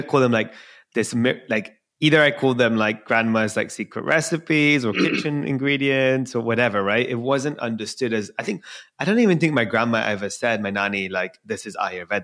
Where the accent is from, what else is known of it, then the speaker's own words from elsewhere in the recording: London, United Kingdom; I was born and raised in London